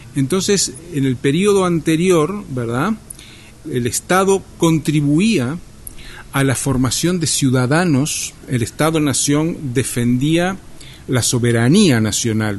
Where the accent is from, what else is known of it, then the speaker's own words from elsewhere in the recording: Uruguay; also born or lived in Montevideo; soy uruguayo, vivo en Montevideo